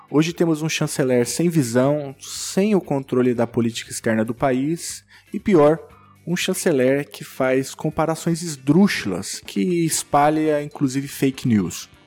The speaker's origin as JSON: {"language": "Portuguese", "country": "Brazil", "said": "Bom, eu sou brasileiro e não estou apoiando a construção de muro algum."}